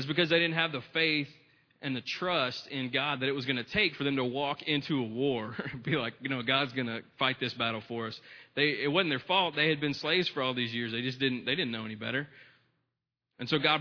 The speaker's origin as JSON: {"language": "English", "country": "United States", "said": "being an American"}